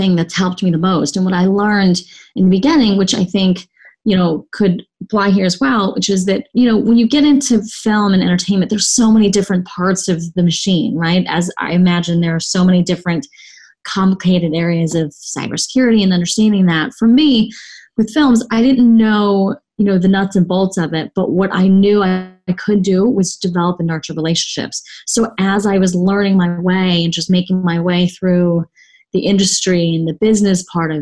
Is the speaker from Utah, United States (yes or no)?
no; Texas, United States; also born or lived in Saigon, Vietnam; I was growing up in Texas